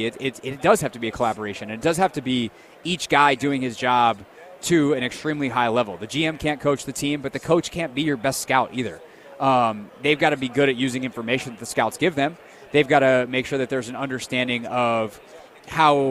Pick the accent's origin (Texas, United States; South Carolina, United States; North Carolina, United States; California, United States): South Carolina, United States; now in Washington, D.C., United States; I grew up in South Carolina, so I was a Panthers guy growing up.